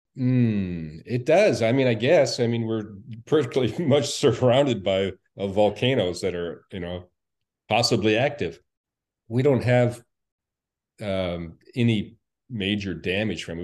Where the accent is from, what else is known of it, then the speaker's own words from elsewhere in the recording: Anchorage, Alaska, United States; born in Anchorage, um, and we were living there, uh, when the earthquake happened